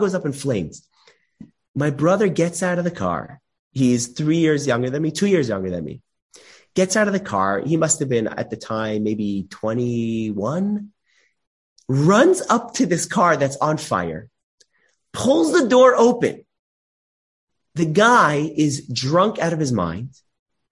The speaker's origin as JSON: {"language": "English", "town": "Los Angeles", "region": "California", "country": "United States", "tie": "born or raised there", "said": "I grew up in Los Angeles"}